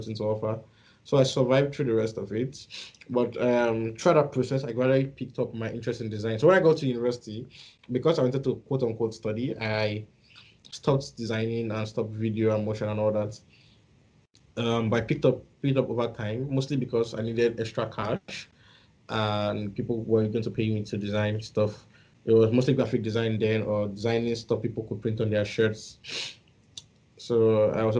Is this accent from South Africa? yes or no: no; Edo, Nigeria; So I grew up in a place called Edo State